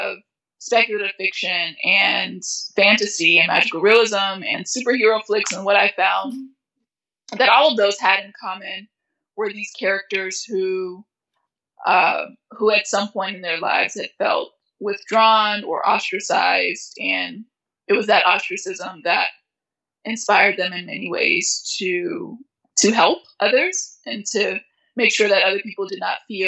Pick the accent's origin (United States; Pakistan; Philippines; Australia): United States; My family immigrated to America when I was 5. Because there was a war in my home country